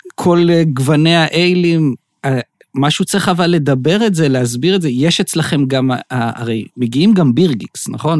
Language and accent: Hebrew; Beersheba, Southern District, Israel; אני באר שבעי